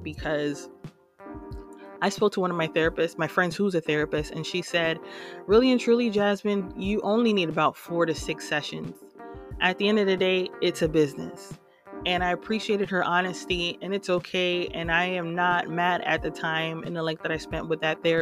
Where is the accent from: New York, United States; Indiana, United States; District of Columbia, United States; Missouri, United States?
New York, United States; New York City; moved away as an adult; now in Houston, United States; I hail from New York City and I live in Houston, Texas right now